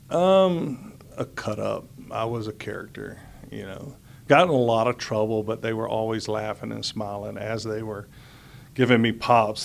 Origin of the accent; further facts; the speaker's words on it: Houston, Texas, United States; also born or lived in Atlanta, Georgia; I was born in Atlanta, Georgia, and uh, but I've been raised in Houston since I was five years old